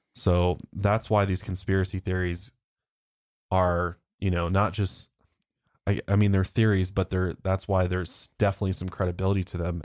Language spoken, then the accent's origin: English; United States; accent: American; I'm so American. Got such an American accent